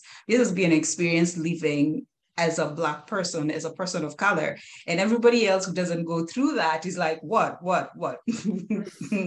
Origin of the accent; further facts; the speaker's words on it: Kenya; moved away as an adult; now in United States; my husband and I are Kenyans, we're Kenyan Americans, we born, raised, brought up in Kenya